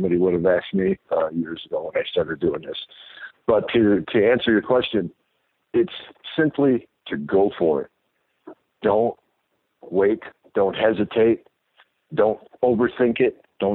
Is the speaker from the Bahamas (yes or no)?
no; Mesa, Arizona, United States; also born or lived in Chicago; I love my home town there in Arizona and Mesa